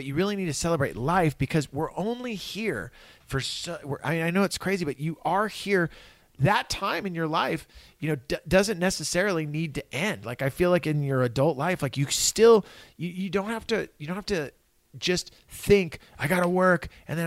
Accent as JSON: {"language": "English", "town": "Santa Cruz", "region": "California", "country": "United States", "tie": "born or raised there", "said": "I grew up in Santa Cruz. I grew up in California."}